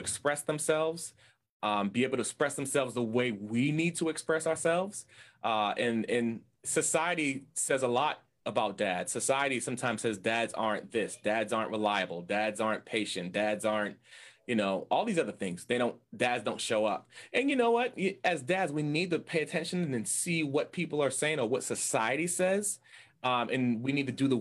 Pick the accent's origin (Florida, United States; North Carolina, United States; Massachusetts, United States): Massachusetts, United States; Boston; I am from Boston, Massachusetts, in the States, and I love it here. I grew up, born and raised in Boston, Massachusetts